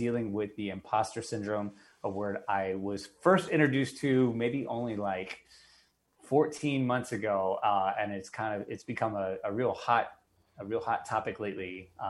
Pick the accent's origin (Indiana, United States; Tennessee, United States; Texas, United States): Tennessee, United States; Nashville; now in New York, United States; Today, we're going to zoom to my hometown, Nashville, Tennessee. That's right. You heard it right. Been in New York for over 20 years, but I'm a Nashville boy at heart.